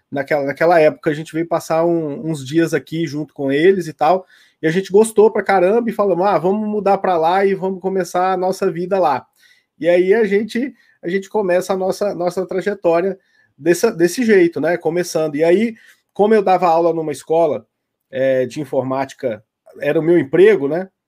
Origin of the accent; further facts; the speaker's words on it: Araxá, Minas Gerais, Brazil; eu sou mineiro também, né? Igual você. Sou de Araxá, Minas Gerais.